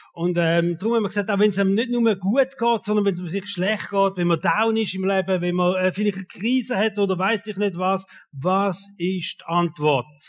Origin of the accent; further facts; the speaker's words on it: Switzerland; uns Schweizer